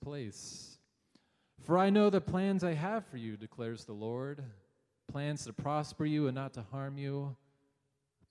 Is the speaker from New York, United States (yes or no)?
no; Los Angeles, California, United States; now in Grand Rapids, United States; I'm originally from Los Angeles, California, a bit of a different climate